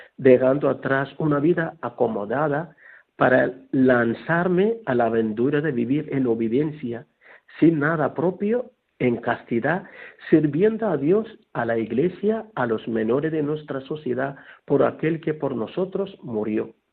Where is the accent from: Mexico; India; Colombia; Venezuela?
India; Kerala; now in Guadalupe, Spain; soy natural de la India